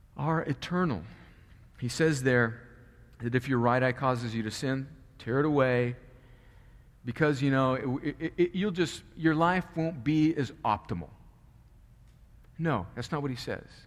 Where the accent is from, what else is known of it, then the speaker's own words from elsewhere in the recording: Southern California, United States; moved away; I grew up in Southern California